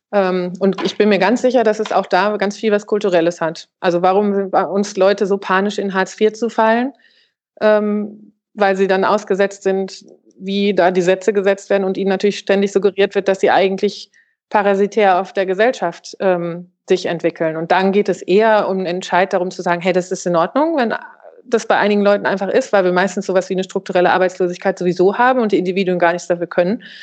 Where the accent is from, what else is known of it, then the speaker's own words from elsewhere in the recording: Germany; bei uns in Deutschland